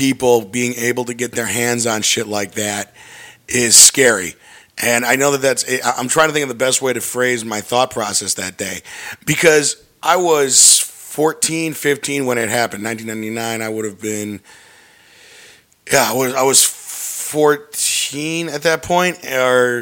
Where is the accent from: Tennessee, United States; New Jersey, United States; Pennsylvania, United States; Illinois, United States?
Illinois, United States; North Shore; I grew up in the North Shore